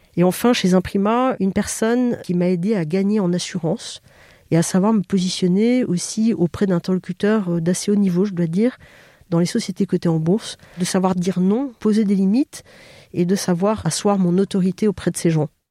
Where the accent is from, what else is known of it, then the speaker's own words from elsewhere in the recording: Bordeaux, Nouvelle-Aquitaine, France; moved away; je viens de Bordeaux, qui est ma région d'origine